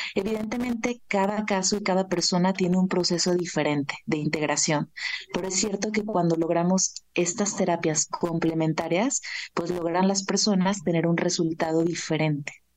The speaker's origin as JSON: {"language": "Spanish", "town": "Guadalajara", "region": "Jalisco", "country": "Mexico", "tie": "born or raised there", "moved": "as an adult", "lives_now": "Mexico City, Mexico", "said": "Vivo en Ciudad de México desde hace 12 años, pero soy originaria de Guadalajara, Jalisco"}